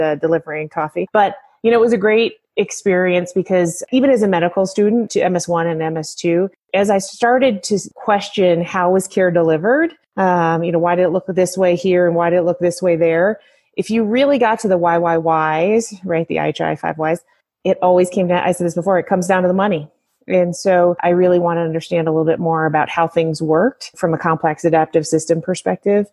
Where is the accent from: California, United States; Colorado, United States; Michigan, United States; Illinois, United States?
Colorado, United States; moved away as an adult; Colorado's pretty uh, pretty amazing, and I confess I'm a native uh, and left for 15 years and and came back